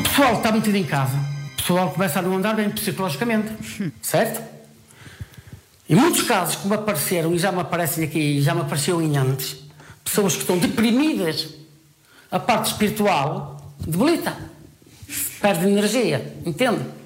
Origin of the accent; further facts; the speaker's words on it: Portugal; Eu falo só simplesmente como português